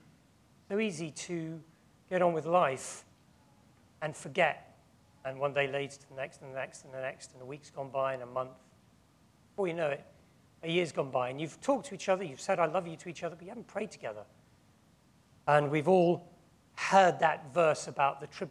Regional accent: England, United Kingdom; we are tempted as English people

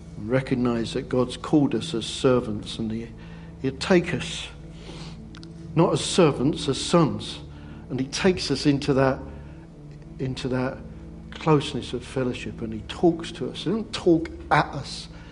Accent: England, United Kingdom; we're English

